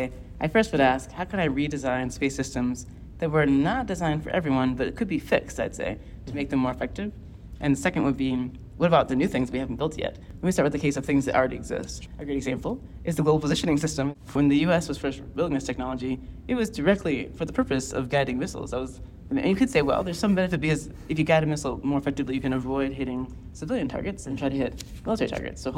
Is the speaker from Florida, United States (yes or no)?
yes; Orlando, Florida, United States; I grew up in Orlando, Florida